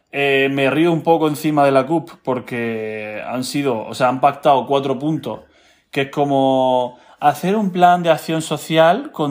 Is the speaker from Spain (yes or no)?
yes; Spain; un acuerdo de última hora, como siempre lo hacemos todos los españoles, porque muy catalanes que sean, siguen siendo españoles.